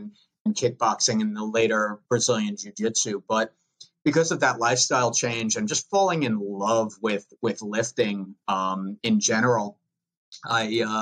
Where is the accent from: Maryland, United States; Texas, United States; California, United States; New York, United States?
New York, United States; Long Island; accent: Long Island; I started out like many kids growing up on Long Island.